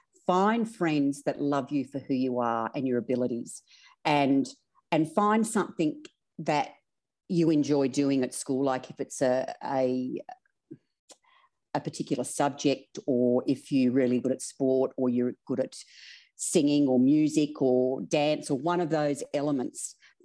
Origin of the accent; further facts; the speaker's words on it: Broken Hill, New South Wales, Australia; Oh, I was so free. Like, I honestly, the street lights were our clock. We'd go all day. We'd get on our bikes. Like, I had a great childhood.